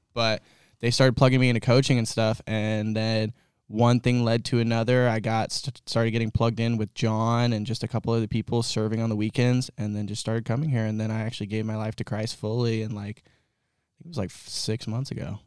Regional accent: Kelseyville, California, United States; I grew up in Kelseyville, so up in Lake County where all of us weird hillbillies live

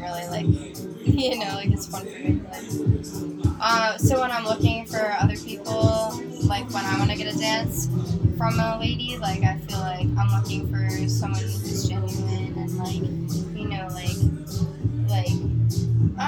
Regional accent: New York, United States; I'm 22 years old, I'm from New York

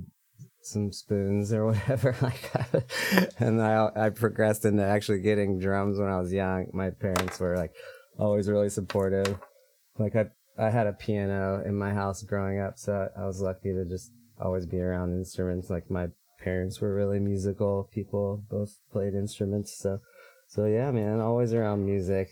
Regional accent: Manhattan, Kansas, United States; moved away as an adult; also born or lived in Lawrence, Kansas; now in San Francisco, United States; I hail from Kansas, Manhattan. That's where I grew up.

